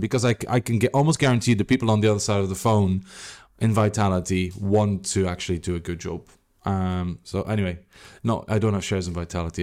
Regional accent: Belgium; moved away; I'm from Belgium

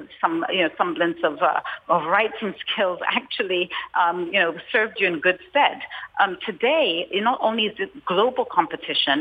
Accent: Zambia; moved away; I grew up in Africa at a time where my early formative years were really at a time when the government was at the center.

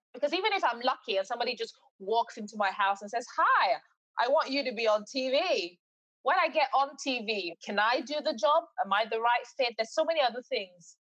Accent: England, United Kingdom; also born or lived in Nigeria / Eastbourne; I was born in England, but I was sort of bred there as well. So my life had always been 50 50. I know Nigeria as much as I know the UK.

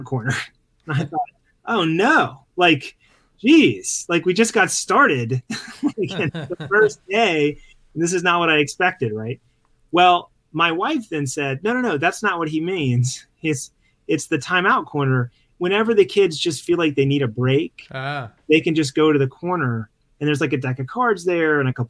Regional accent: Mississippi Gulf Coast, United States; moved away; I grew up in on the Mississippi Gulf Coast

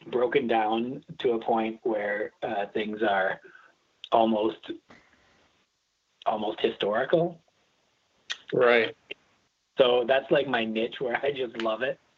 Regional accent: Milwaukee, Wisconsin, United States; I grew up like in the suburbs outside, but yeah, I've been here.

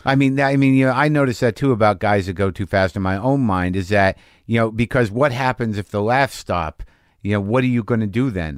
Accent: New Mexico, United States; we grew up in New Mexico

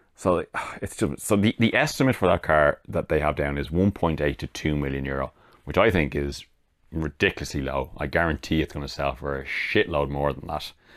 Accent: Ireland; I'm Irish

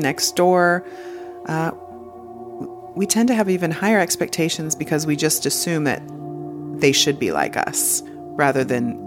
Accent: United States; I'm American

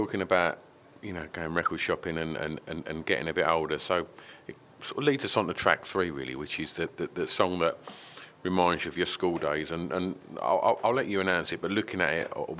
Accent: Orsett, East of England, United Kingdom; Born there myself.

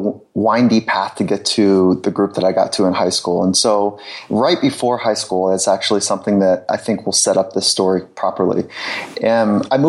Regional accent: Southern California, United States; I grew up in Southern California, so surfing was the group that I spent most of my time with.

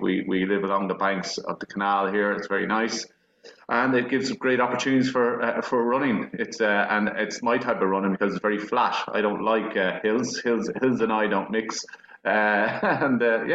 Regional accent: Leixlip, Leinster, Ireland; originally from Leixlip, schooled in Leixlip, joined Leixlip Athletic Club

